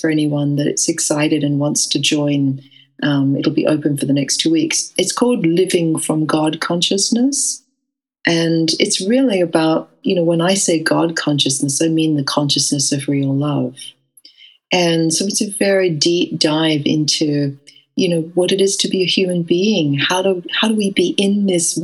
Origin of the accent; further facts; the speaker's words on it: Western Australia, Australia; moved away as an adult; also born or lived in England; although I grew up in Western Australia, I left to go to England when I was 20 years old.